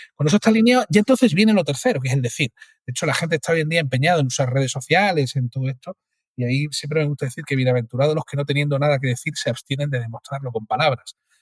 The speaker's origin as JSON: {"language": "Spanish", "town": "Cádiz", "region": "Andalusia", "country": "Spain", "said": "soy de Cádiz"}